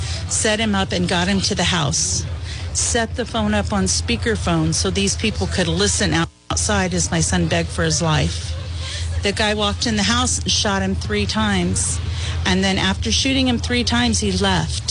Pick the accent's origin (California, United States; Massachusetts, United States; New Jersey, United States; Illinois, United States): California, United States; moved away as an adult; also born or lived in El Paso, Texas; now in Springfield, United States; I was born in El Paso, Texas, and lived there. Was raised in California, living near the border there